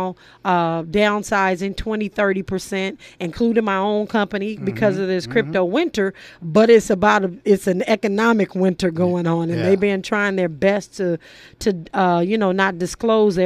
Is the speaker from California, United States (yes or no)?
yes; Los Angeles, California, United States; I grew up in South Central